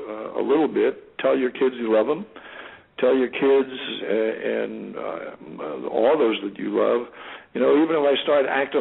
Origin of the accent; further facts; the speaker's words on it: California, United States; I was born and raised in California.